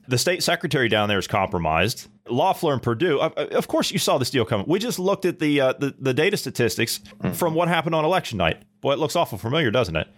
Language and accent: English; United States; as an American, as a as a born and raised U.S. passport holding American